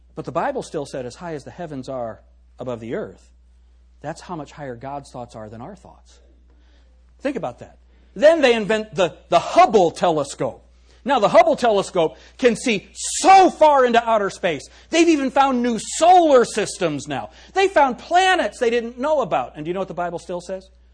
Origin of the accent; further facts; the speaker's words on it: United States; being an American